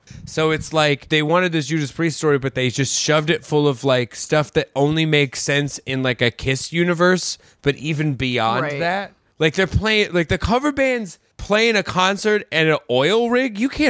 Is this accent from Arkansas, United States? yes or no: no; Queens, New York, United States; I'm from Queens. I love Rat.